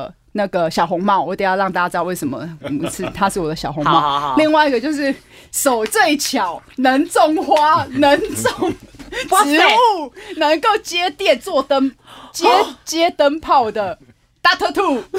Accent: Keelung, Taiwan; 我是基隆人。

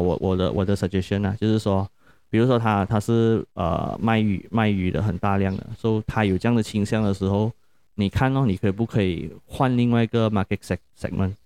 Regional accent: Malaysia; 我们 Malaysia 的人

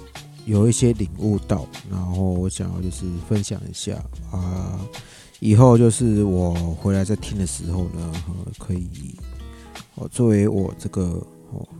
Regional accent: Yilan County, Taiwan; 那我上集呢哈就有跟大家分享过，就是我现在人呢就是在宜兰老家。

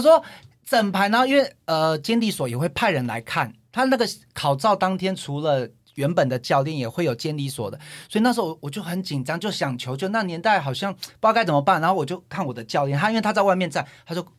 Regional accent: Taichung, Taiwan; 我是台中的

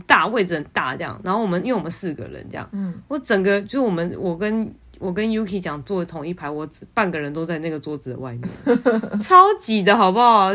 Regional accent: Taiwan; 我是台湾人

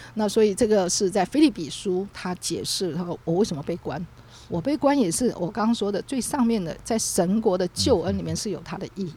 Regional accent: Taiwan; 我们台湾人最了解

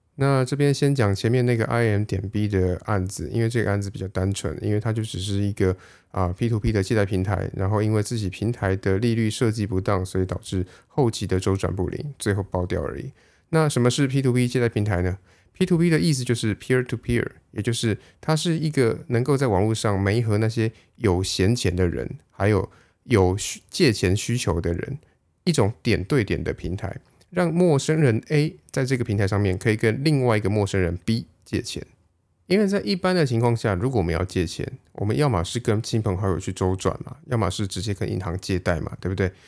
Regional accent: Taiwan; 我们台湾人

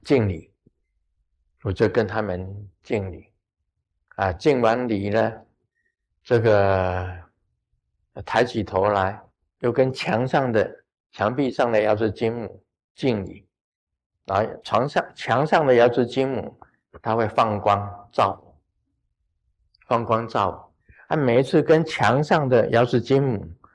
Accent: Taiwan; 我们台湾话叫做五天暗地

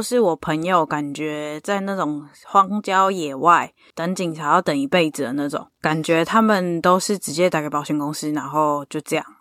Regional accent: Taiwan; now in United States; 我是台湾人，我不是美国人呐

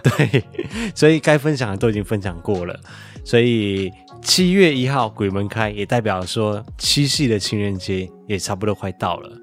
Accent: Malaysia; now in Taiwan; 我的老家马来西亚

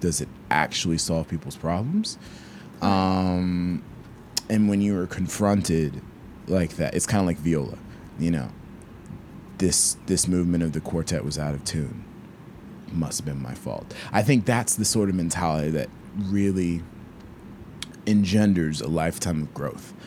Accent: Peachtree City, Georgia, United States; I'm from Peachtree City, Georgia.

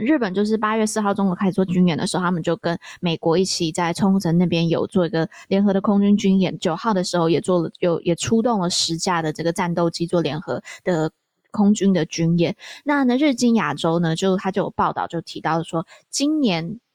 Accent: Taiwan; 我从台湾来

